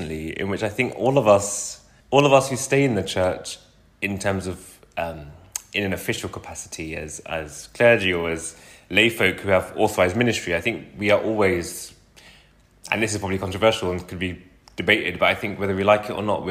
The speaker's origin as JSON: {"language": "English", "region": "London", "country": "United Kingdom", "tie": "born or raised there", "said": "a child growing up in West London"}